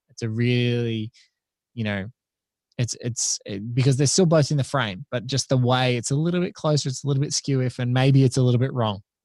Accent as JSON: {"language": "English", "country": "Australia", "said": "as an Aussie"}